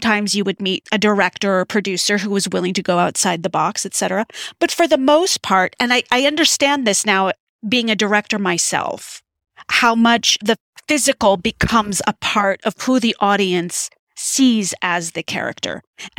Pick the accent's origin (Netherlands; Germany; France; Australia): France; born there; I was born in France, Syrian American.